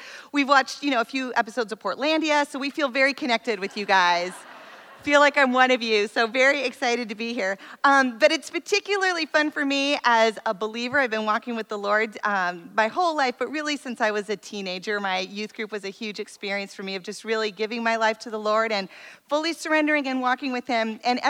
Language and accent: English; Missoula, Montana, United States; moved away as an adult; also born or lived in Tacoma, Washington; now in West Palm Beach, United States; I am actually a Northwest girl. I happen to live in Florida, but I am a Northwest girl. I grew up in Missoula, Montana. And went to college in Tacoma